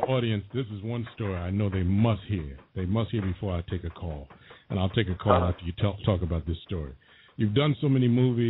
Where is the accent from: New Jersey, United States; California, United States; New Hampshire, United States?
New Jersey, United States; Newark; since I'm from Newark